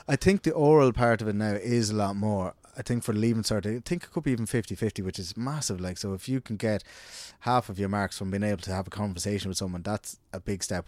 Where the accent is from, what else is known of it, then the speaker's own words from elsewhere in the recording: Ireland; we're a country of literaries